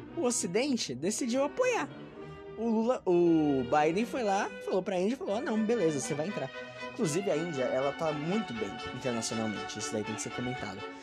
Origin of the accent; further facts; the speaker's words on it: São Paulo, Brazil; eu sou de São Paulo